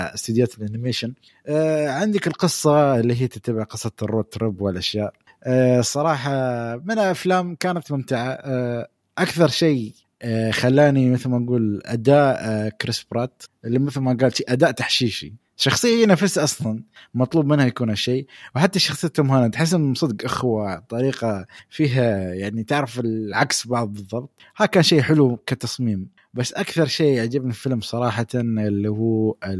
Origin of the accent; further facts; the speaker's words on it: United Arab Emirates; عندنا في الامارات